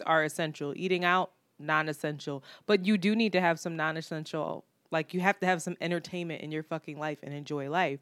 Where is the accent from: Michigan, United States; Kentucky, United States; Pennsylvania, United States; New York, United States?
Pennsylvania, United States; Philadelphia; I am from Philadelphia